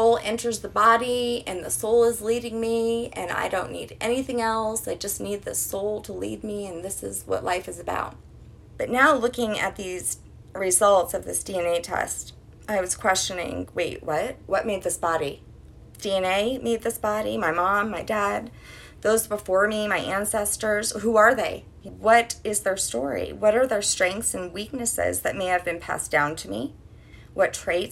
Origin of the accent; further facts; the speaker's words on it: Colorado, United States; also born or lived in New Orleans, Louisiana; I grew up in Colorado most of my life